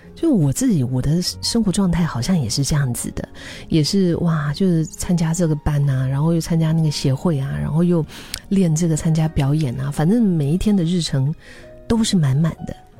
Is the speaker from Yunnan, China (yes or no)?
yes; Dali, Yunnan, China; 我的家乡大理